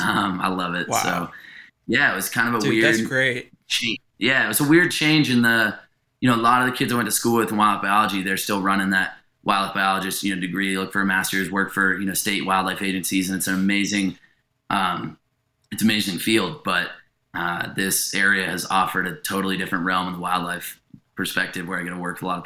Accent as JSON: {"language": "English", "town": "San Francisco", "region": "California", "country": "United States", "tie": "born or raised there", "also_born_or_lived": "Montana", "moved": "as an adult", "lives_now": "Jackson, United States", "said": "And I grew up right in San Francisco, total city kid"}